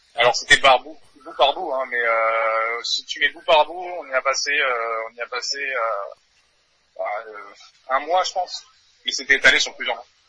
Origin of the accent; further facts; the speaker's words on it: New Caledonia; moved away as an adult; now in Paris, France; je viens de Nouvelle-Calédonie à la base. donc j'avais j'ai commencé la batterie à l'âge de 14 ans. j'avais un groupe là-bas de métal. ensuite je suis venu faire mes études à Paris.